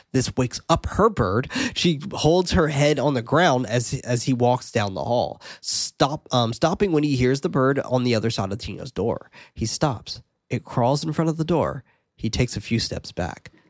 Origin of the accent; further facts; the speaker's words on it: United States; being American